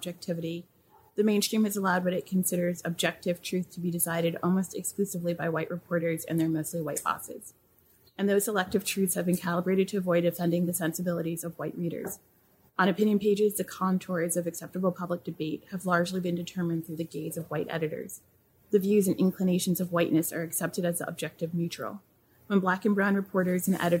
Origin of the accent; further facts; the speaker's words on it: New York, United States; I'm from New York and I'm first gen American. My parents are from Haiti